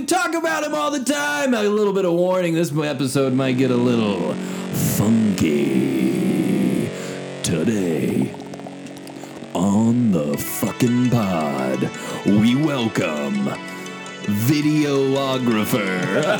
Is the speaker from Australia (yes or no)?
no; Midwest, United States; We're from the Midwest.